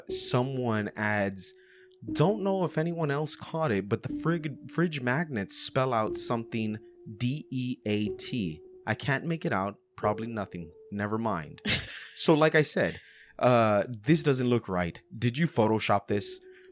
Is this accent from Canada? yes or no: no; Australia; I'm Australian. We don't do guns.